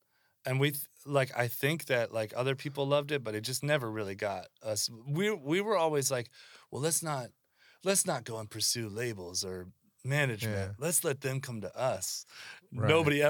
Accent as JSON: {"language": "English", "region": "Pacific Northwest", "country": "United States", "said": "we're punk kids from the Northwest."}